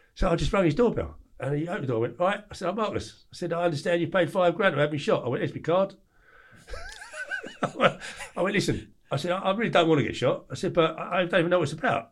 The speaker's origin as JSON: {"language": "English", "region": "England", "country": "United Kingdom", "said": "I was like, \"England.\""}